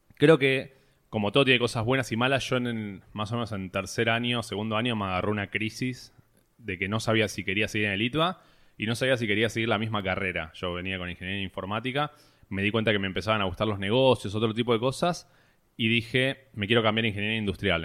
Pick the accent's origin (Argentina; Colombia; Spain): Argentina; Buenos Aires; toda mi vida me crié, nací en Buenos Aires, capital.